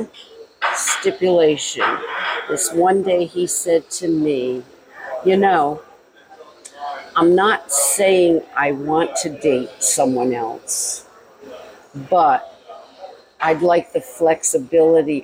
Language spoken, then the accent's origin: English; Rhode Island, United States; now in Florida, United States; Born and raised in Rhode Island. We came down here to get away from the winters.